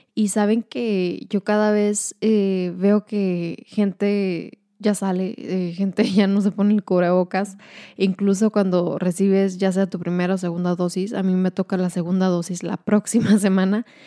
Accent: Ciudad Juárez, Chihuahua, Mexico; moved away as an adult; now in El Paso, United States; somos mexicanas, somos de Juárez

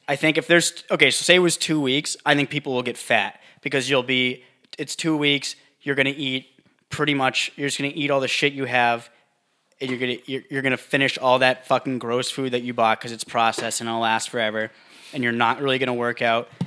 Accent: United States; I'm American

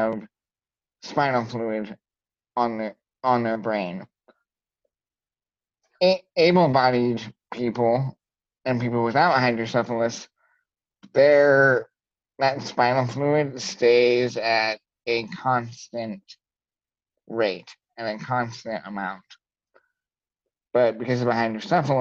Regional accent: rural northern Indiana, United States; I'm from rural northern Indiana

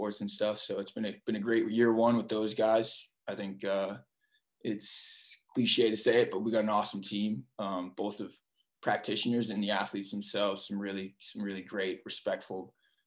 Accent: Massachusetts, United States; moved away as an adult; also born or lived in Denver / Minnesota / West Point; now in Pittsburgh, United States; I grew up in Massachusetts.

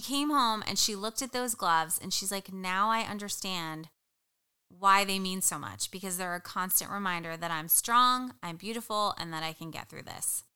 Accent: New Jersey, United States; moved away; I am originally from New Jersey. Uh, you could take the girl out of Jersey, but you can't take the Jersey out of her

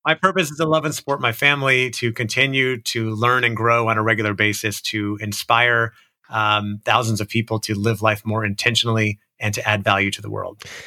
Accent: Orlando, Florida, United States; I grew up in Orlando, Florida

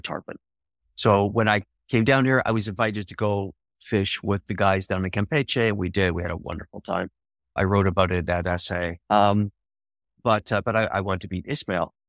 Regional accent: Canada; I'm from Canada

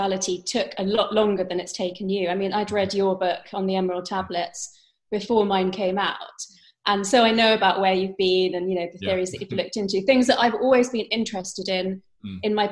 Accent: London, United Kingdom; I was brought up by Indian parents, but I was brought up in London, England.

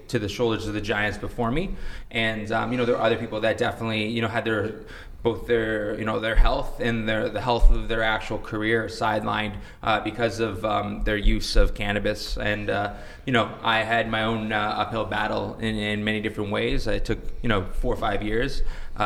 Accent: Canada; as a Canadian

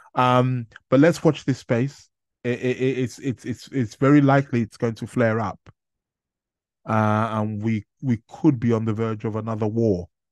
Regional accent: Nigeria; being native Nigerian myself

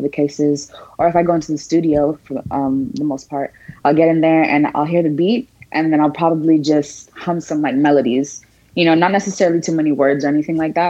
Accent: Broward County, Florida, United States; I love Florida. This is home. I was raised in Broward County

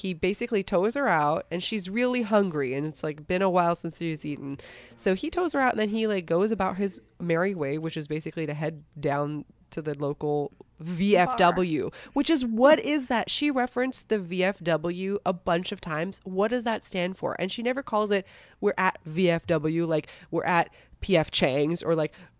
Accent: Minnesota, United States; We're from Minnesota.

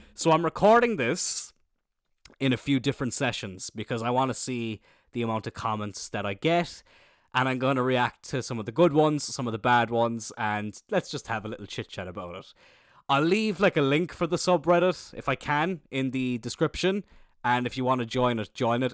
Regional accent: Ireland

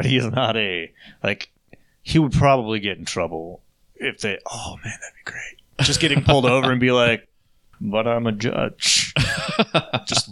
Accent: Arizona, United States; I'm from Arizona, where we're almost Florida

